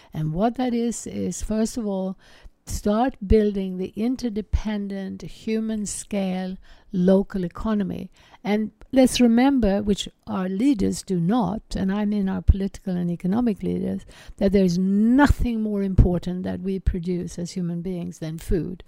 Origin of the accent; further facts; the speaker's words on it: Sweden; I grew up in Sweden